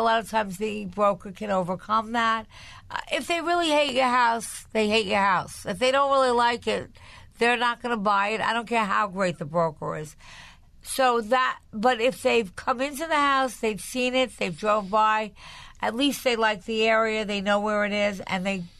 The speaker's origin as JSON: {"language": "English", "area": "Long Island", "region": "New York", "country": "United States", "tie": "born or raised there", "said": "I grew up on Long Island"}